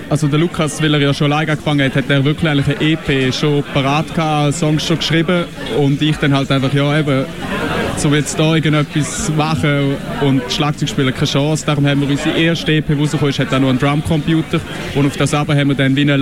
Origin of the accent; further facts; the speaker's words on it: Buchs, St. Gallen, Switzerland; ich komme aus Buch St. Gallen